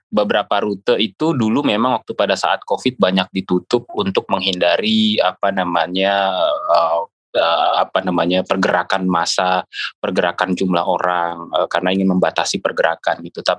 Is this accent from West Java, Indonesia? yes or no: yes; Depok, West Java, Indonesia; Uh, kebetulan saya lahir di Depok, orang Depok juga.